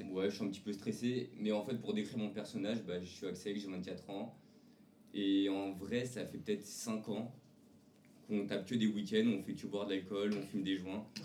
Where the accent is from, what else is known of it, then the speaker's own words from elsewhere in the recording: Montfermeil, Île-de-France, France; je viens de Montfermeil, des Bosquets.